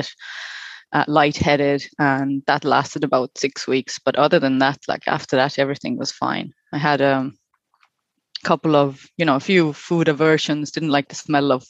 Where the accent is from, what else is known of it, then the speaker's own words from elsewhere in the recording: Estonia; moved away as an adult; also born or lived in New Zealand; now in Ireland; I am originally from Estonia. I've been living in Ireland for about 12 years